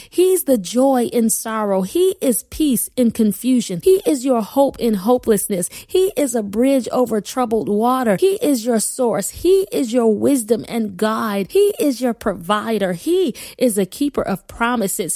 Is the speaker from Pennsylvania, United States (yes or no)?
no; Buffalo, New York, United States; moved away as an adult; also born or lived in Wilmington, Delaware; my husband Kenya and I relocated from Buffalo, New York, my lifelong home, to Wilmington, Delaware